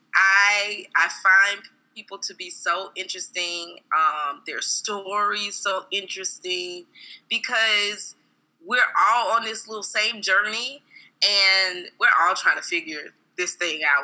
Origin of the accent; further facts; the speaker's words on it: South Carolina, United States; moved away as an adult; now in Atlanta, United States; am actually from South Carolina. Okay. And I reside in Atlanta, Georgia.